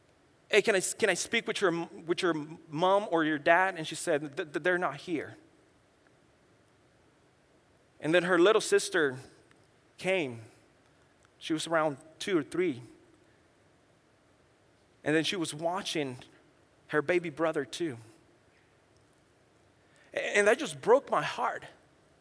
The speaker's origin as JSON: {"language": "English", "region": "San Luis Potosí", "country": "Mexico", "tie": "born or raised there", "also_born_or_lived": "Orlando, Florida / New Mexico / West Texas / California", "moved": "yes", "lives_now": "Tijuana, Mexico", "said": "I was born and raised in Mexico, central Mexico, in a state called San Luis Potosí"}